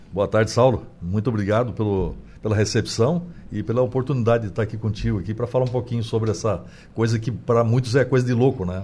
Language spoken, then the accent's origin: Portuguese; Brazil; nem Rio de Janeiro nem São Paulo, que, que, que é a minha terra.